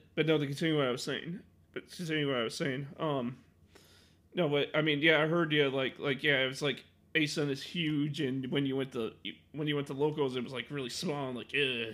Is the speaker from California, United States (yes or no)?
no; Illinois, United States; I'm from Illinois